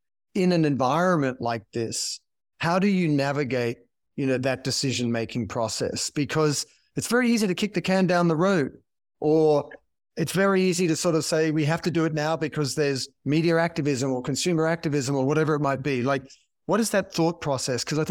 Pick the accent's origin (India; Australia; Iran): Australia; I'm an Australian